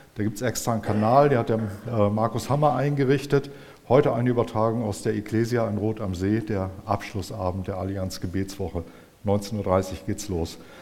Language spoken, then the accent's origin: German; Germany; wir Deutschen